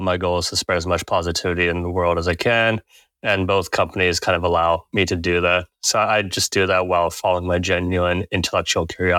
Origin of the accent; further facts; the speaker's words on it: Redondo Beach, California, United States; Yeah, born and raised in Redondo Beach, California.